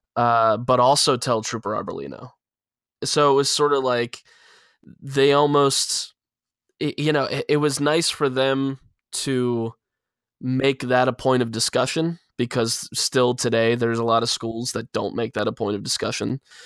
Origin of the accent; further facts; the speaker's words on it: Pennsylvania, United States; in my state, in my hometown